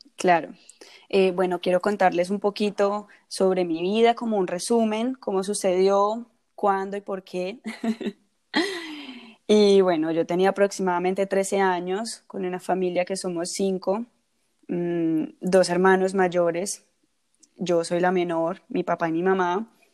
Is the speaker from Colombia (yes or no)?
yes; Colombia; en un país del que, yo, mm. del que yo soy, que soy colombiana.